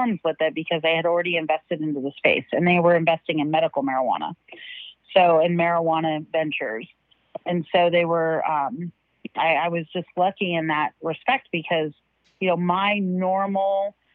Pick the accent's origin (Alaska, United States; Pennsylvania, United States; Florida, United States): Alaska, United States; I grew up in Alaska